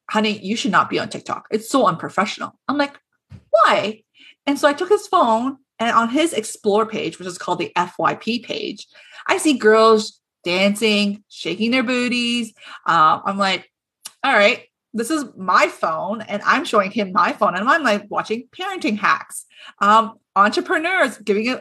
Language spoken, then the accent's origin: English; Toronto, Ontario, Canada; so I'm from Toronto